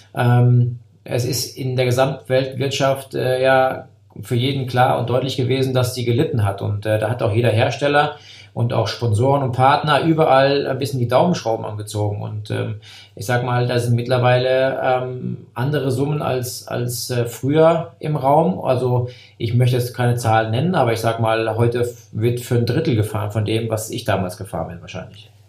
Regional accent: area around Koblenz, Rhineland-Palatinate, Germany; Ich komme ja aus der Gegend von Koblenz bin jetzt kein, kein Eifler Jung, aber ähm, da bin ich groß geworden

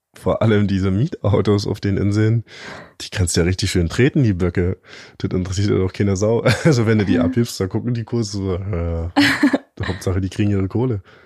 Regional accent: East Germany, Germany; Ich bin ja ein richtiger Ossi

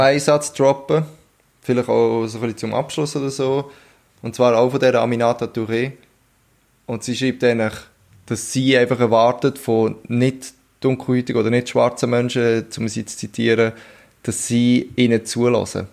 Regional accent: Switzerland; bei uns in der Schweiz

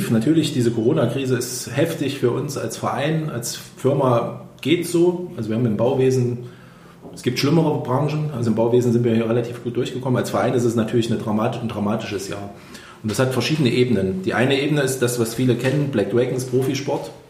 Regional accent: Erfurt, Thuringia, Germany; Ich bin selber 43 Jahre alt, habe drei Kinder, eine tolle Frau, bin Erfurter, habe hier in Erfurt Versorgungstechnik studiert

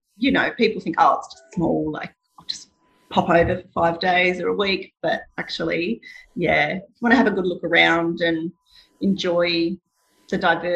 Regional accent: Tasmania, Australia; I'm from Tasmania

